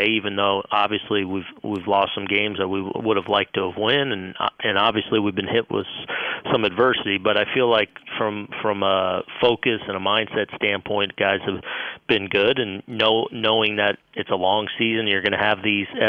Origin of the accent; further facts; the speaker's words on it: West Coast, United States; I'm from the West Coast